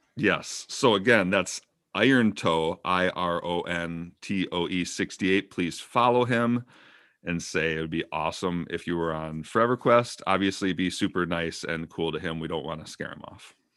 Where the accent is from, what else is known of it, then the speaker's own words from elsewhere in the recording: Minnesota, United States; I'm from Minnesota.